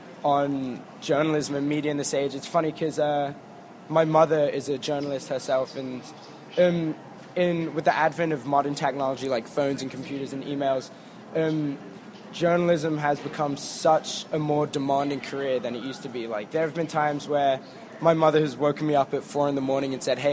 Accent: London, United Kingdom; I'm from London.

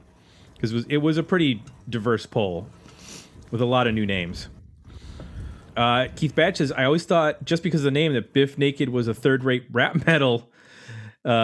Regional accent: Canada; I'm going with … because I'm Canadian, and so are they.

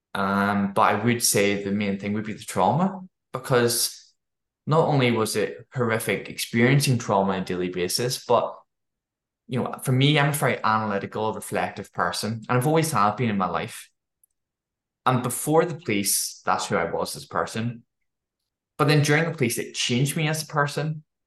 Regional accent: Belfast, Northern Ireland, United Kingdom; moved away as an adult; also born or lived in Dundee, Scotland; I grew up in Northern Ireland

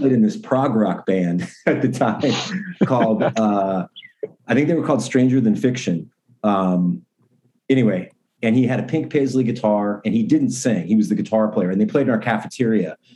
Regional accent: Portland, Oregon, United States; growing up in Portland

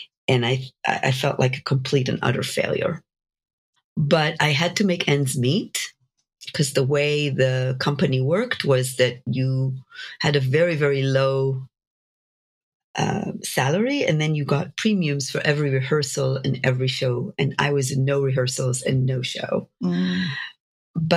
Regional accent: Jerusalem, Jerusalem District, Israel; moved away as an adult; now in United States; I grew up in Jerusalem in Israel

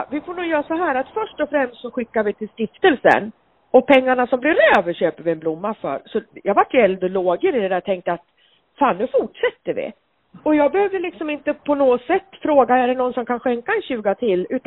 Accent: Gothenburg, Västra Götaland, Sweden; jag är ju född brynäsare och jag hade ju Brynäs i blodet när jag föddes, fast jag är född i Göteborg.

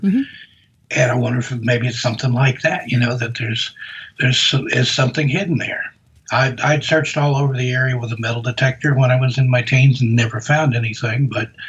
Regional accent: the South, United States; accent: Southern; from my voice, I'm from the South. I grew up down south

